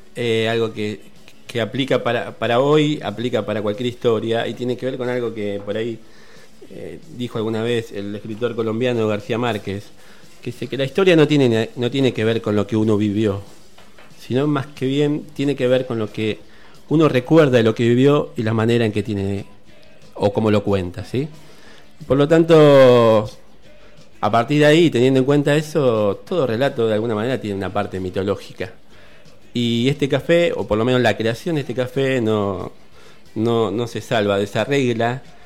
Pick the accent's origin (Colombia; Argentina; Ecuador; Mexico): Argentina; una de las más sangrientas dictaduras que nos tocó vivir como argentinos